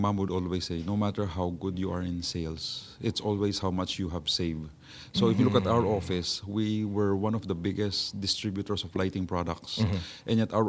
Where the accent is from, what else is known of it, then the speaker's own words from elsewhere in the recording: Manila, Metro Manila, Philippines; I grew up in Binondo.